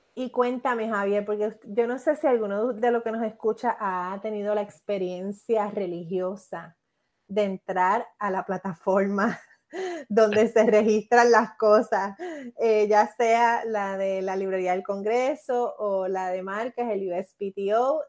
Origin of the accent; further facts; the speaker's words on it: Puerto Rico; mi experiencia como puertorriqueña